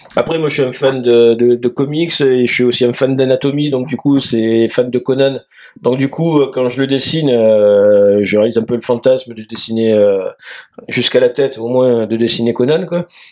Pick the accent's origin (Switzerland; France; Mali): France; Marseille, Provence-Alpes-Côte d'Azur; je vis, je viens de Marseille